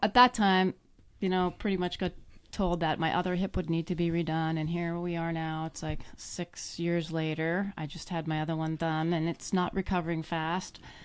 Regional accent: Canada; moved away; I grew up in Canada, um, born and raised in the cold climates

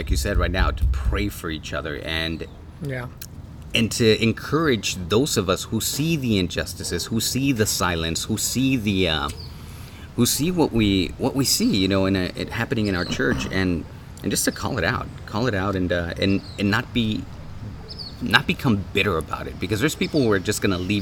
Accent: Tijuana, Baja California, Mexico; now in Los Angeles, United States; I'm from Tijuana, so we called it adobada.

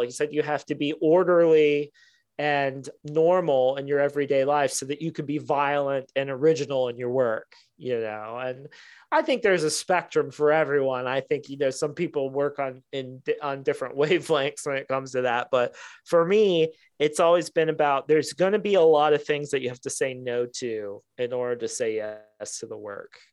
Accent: Ohio, United States; Midwestern, I'm from Ohio

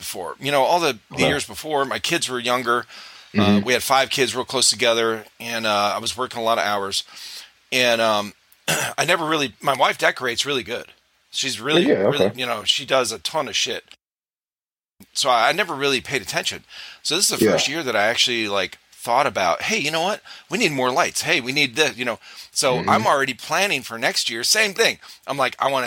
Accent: Northeast, United States; now in South Carolina, United States; I grew up in the Northeast.

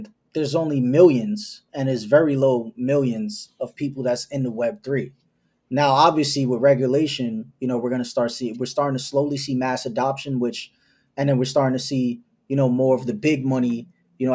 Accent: New York City, New York, United States; I just come from that hustler spirit because I'm from New York City

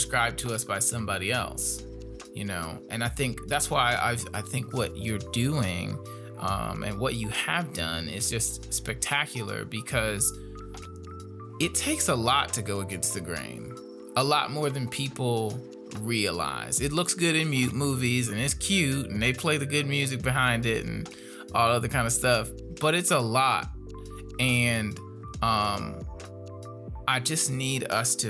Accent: Gary, Indiana, United States; growing up in Gary

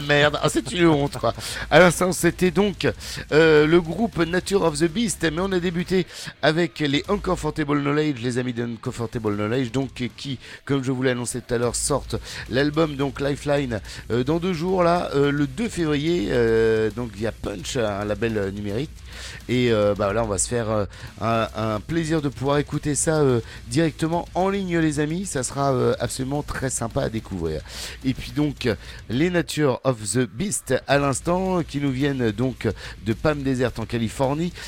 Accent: Rouen, Normandy, France; now in Ariège, France; moi je suis de Rouen. Ah je suis en Ariège, mais je suis de Rouen à la base

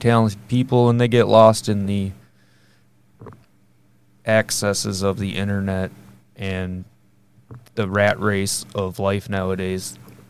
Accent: Alpena, Michigan, United States; I am from Alpena, Michigan as well.

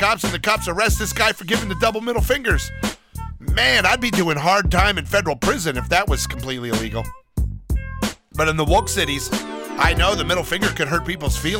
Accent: United States; I'm an American

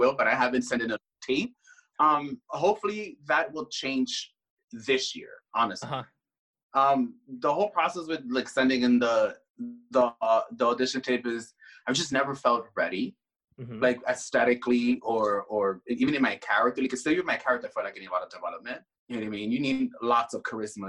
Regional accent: Puerto Rico; accent: Puerto Rican; I talk like a true Puerto Rican.

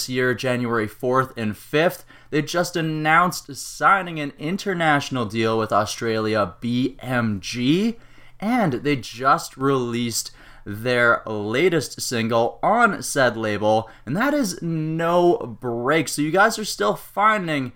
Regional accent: Canada; as a Canadian

